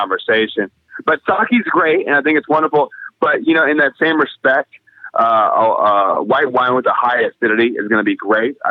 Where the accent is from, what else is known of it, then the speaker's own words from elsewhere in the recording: Tennessee, United States; I grew up in Tennessee next to a lot of gas stations